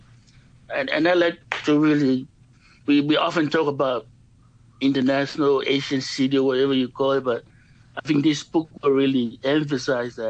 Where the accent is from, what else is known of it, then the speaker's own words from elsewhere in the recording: Samoa; moved away as an adult; now in Yuen Long, Hong Kong; We grew up in a village, pretty much all of an island in the Pacific